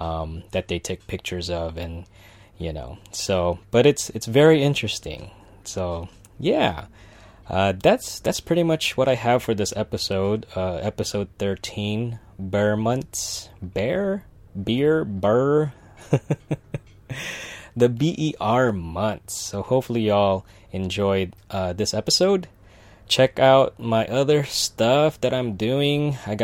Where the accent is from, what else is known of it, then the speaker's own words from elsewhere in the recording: Philippines; right now it's happening in the Philippines and I'm Filipino